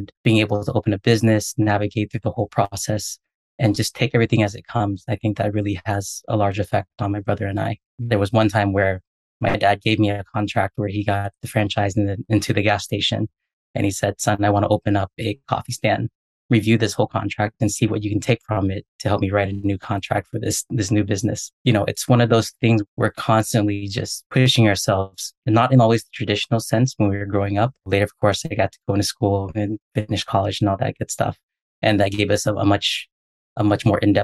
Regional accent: United States; I was born here in the States. So first one here

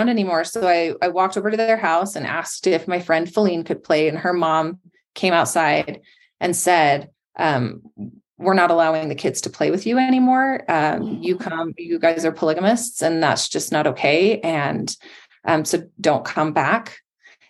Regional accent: West Jordan, Utah, United States; I grew up in West Jordan

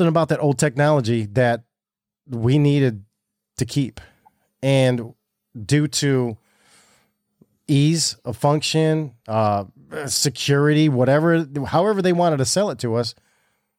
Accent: Michigan, United States; Now we're Michiganiacs

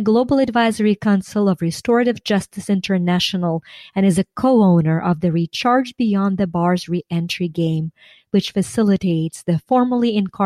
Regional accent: Ukraine; now in United States; I was born and raised in Ukraine

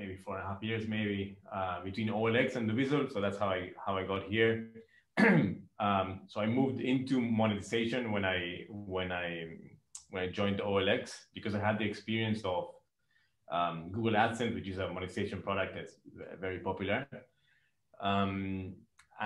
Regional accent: Argentina; moved away as an adult; now in Dubai, United Arab Emirates; I'm from Argentina.

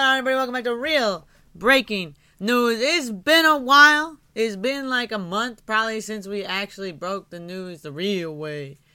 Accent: Michigan, United States; I grew up in Michigan

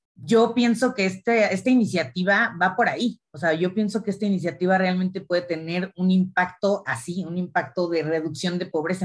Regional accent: Mexico; yo también soy mexicana

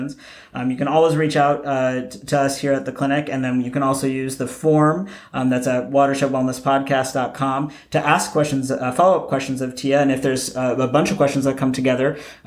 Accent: Idaho, United States; I'm from Idaho

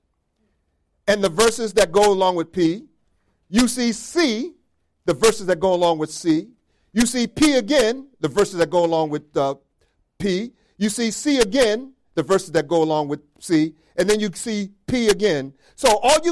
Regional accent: the North, New York, United States; now in Rochester, United States; I'm from the North. I'm a Yankee

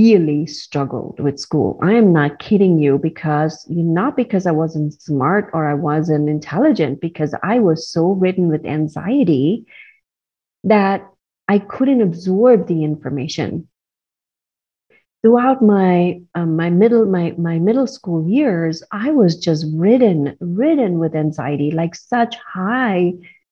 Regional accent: India; I grew up in India

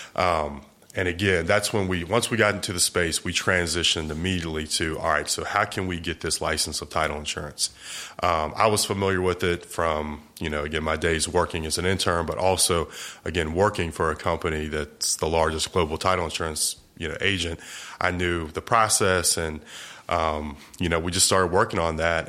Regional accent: Eastern Shore of Virginia, United States; moved away as an adult; now in Jacksonville, United States; I was, uh, originally born and raised in Virginia, a small little peninsula called the Eastern Shore of Virginia.

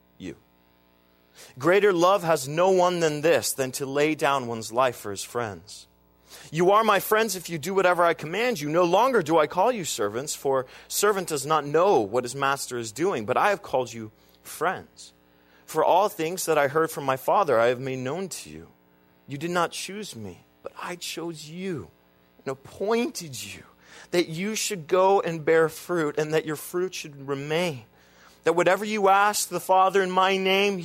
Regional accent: United States; I'm an American

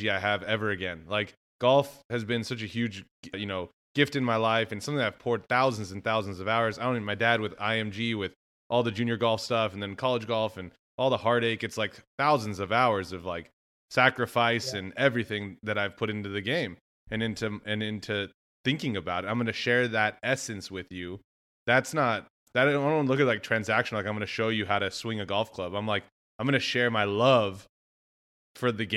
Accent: West Texas, United States; I'm from West Texas. They're like, oh, you have your West Texas swing

